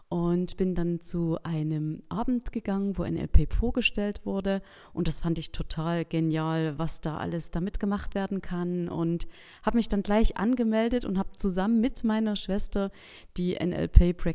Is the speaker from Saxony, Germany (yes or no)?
yes; Geringswalde, Saxony, Germany; ich komme aus Geringswalde, das ist in Mittelsachsen